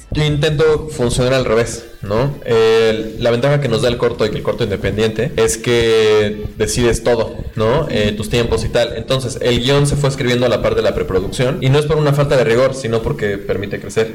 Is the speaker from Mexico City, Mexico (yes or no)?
no; Puebla, Mexico; los que crecimos en Puebla y estudiamos ahí